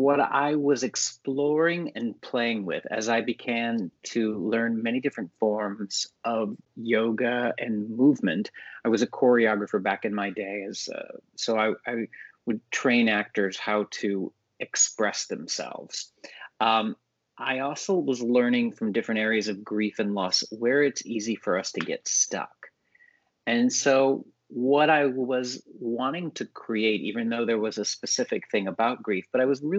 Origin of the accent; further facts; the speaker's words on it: Texas, United States; young boy growing up in Texas